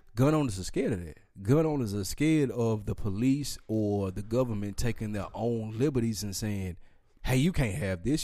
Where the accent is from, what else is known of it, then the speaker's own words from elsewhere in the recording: Nashville, Tennessee, United States; I'm from Nashville, Tennessee, and I grew up on …